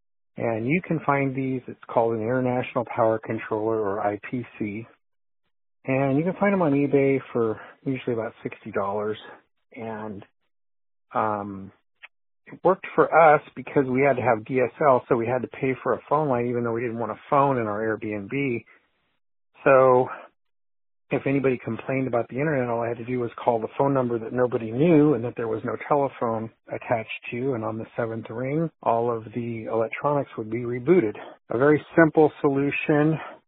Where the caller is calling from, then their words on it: Fresno, California, United States; I'm calling from Fresno, California